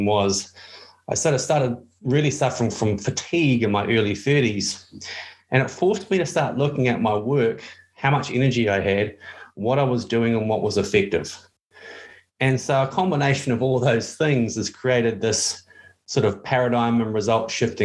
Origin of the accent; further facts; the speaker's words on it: New Zealand; I'm from New Zealand.